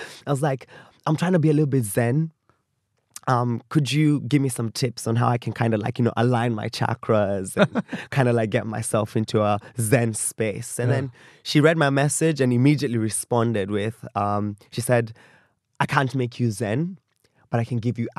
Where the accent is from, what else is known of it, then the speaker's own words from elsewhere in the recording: Kenya; But I had people who could relate with me as a Kenyan millennial kind of going through life.